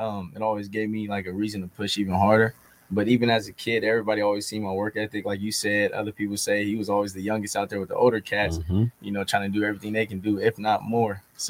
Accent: Sacramento, California, United States; growing up in Sacramento was nice.

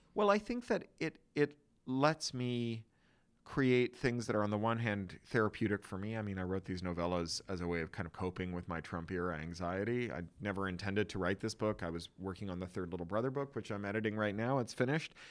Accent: Toronto, Ontario, Canada; moved away as an adult; now in Los Angeles, United States; an expatriate of a city that you grew up in until your twenties

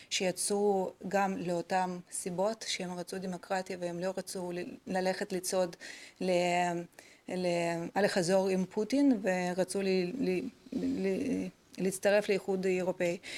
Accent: Israel; אני חייבת להגיד שאני אה, נדהמתי בתור ישראלית לגלות את העמדה של אה, מדינת ישראל אה, בכלל בכל הקונפליקט הזה.

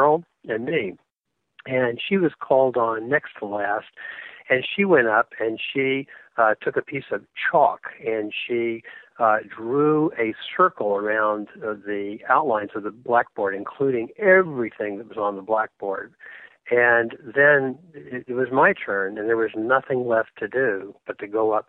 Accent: Atlanta, Georgia, United States; moved away; also born or lived in Manhattan, New York; growing up in Atlanta in the 1970s

